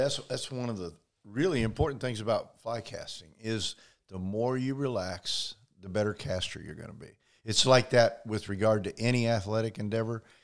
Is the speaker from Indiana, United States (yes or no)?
yes; Indiana, United States; i grew up in uh, in indiana